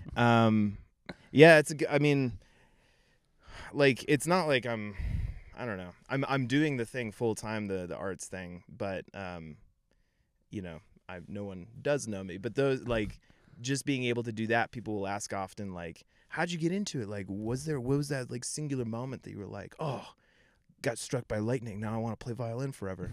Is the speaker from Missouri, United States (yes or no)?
no; Denver area, Colorado, United States; I grew up here. I grew up in Nevada, which is, like, twenty minutes outside the city